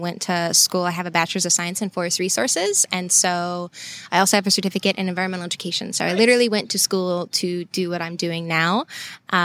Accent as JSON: {"language": "English", "town": "Savannah", "region": "Georgia", "country": "United States", "tie": "born or raised there", "also_born_or_lived": "Alabama", "said": "So I grew up right outside Savannah, and I was actually born in Alabama."}